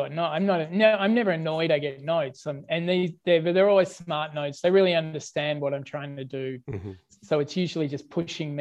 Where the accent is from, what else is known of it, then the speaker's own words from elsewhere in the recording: Australia; I'm Australian